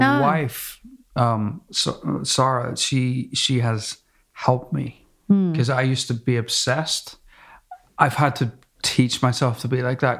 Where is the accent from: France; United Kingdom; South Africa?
United Kingdom; Belfast, Northern Ireland; moved away; also born or lived in United States; I'm from Belfast and I lived in America